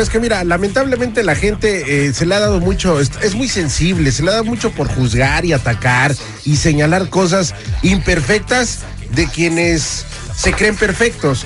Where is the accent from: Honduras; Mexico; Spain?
Mexico; nosotros mismos como mexicanos